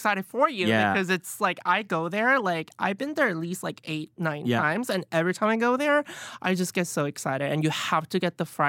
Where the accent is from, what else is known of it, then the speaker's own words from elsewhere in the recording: Alabama, United States; now in New York City, United States; So I wasn't really exposed to any sort of a Chinese food growing up in Alabama. But once I moved to New York City